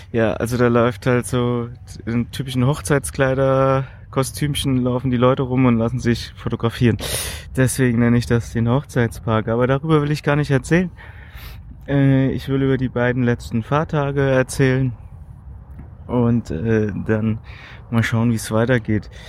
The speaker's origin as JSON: {"language": "German", "country": "Germany", "said": "hallo, wie geht's, wo kommst du her? Und äh, dann meinte ich so, Deutschland"}